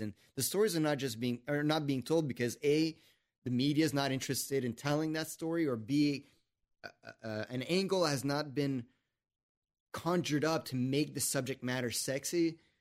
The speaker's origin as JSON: {"language": "English", "country": "Canada", "said": "I'm French Canadian and politics is in my blood"}